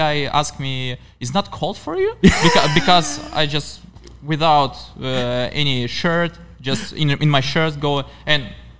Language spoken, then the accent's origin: English; Baltiysk, Kaliningrad Oblast, Russia; And my hometown is Baltisk.